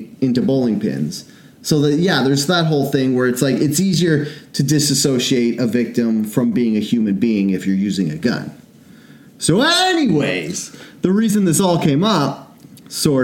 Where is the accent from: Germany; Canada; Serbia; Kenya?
Canada; we're from Canada